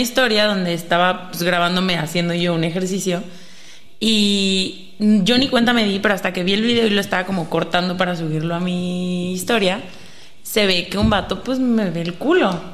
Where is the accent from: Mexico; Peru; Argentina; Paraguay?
Mexico; nosotros que somos mexicanos